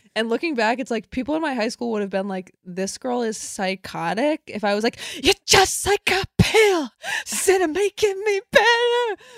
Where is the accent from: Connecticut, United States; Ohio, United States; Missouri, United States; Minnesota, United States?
Connecticut, United States; I grew up in Connecticut